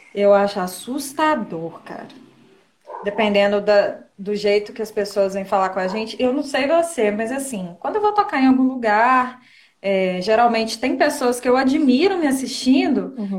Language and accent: Portuguese; Rodeiro, Minas Gerais, Brazil; moved away as an adult; now in Ubá, Brazil; Eu sou, eu sou de Rodeiro. Eu nasci em Rodeiro, mas eu moro em Ubá agora. Só que na quarentena eu tô passando na casa dos meus pais